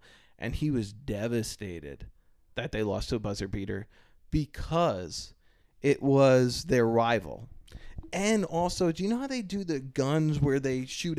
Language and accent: English; East Coast, United States; moved away; But I am from the East Coast.